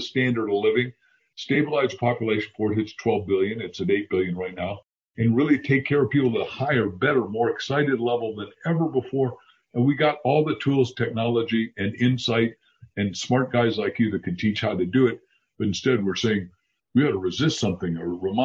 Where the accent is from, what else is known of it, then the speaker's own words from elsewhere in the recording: Waukegan, Illinois, United States; I grew up in Little Waukegan, Illinois